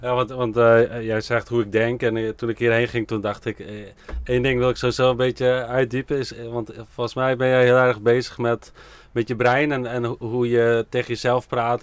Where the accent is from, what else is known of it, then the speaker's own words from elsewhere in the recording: Friesland, Netherlands; ik kom zelf uit Friesland